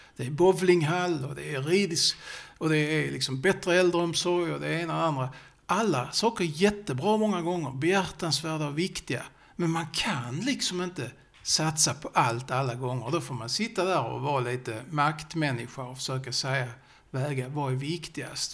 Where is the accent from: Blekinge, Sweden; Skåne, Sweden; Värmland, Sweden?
Skåne, Sweden; Sjöbo; accent: Scanian (skånska); jag pratar ju skånska så jag har mina rötter i Sjöbo